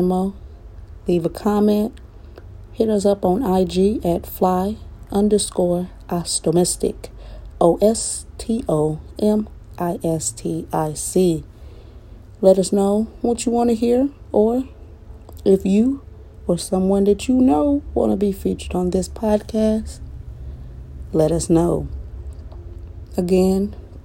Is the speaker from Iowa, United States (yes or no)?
yes; Iowa, United States; moved away as an adult; also born or lived in Destin, Florida; now in Nashville, United States; I moved from my home state of Iowa out to the Destin, Florida area for work